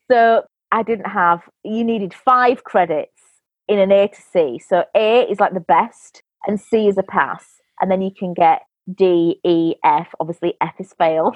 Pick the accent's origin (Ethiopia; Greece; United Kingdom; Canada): United Kingdom; Yorkshire and the Humber; I'm from England, a place called West Yorkshire